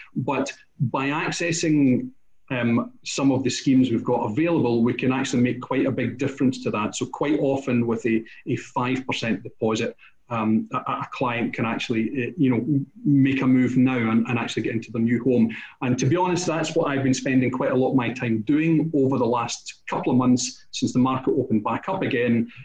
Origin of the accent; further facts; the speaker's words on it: Scotland, United Kingdom; we're Scottish